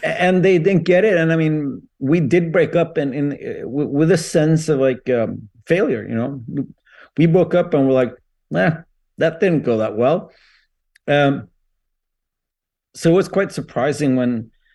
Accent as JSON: {"language": "English", "area": "near Umeå", "region": "Västerbotten County", "country": "Sweden", "tie": "born or raised there", "said": "I was born in Sweden, the very north of Sweden. It's a small town called Venice, outside of Umeå"}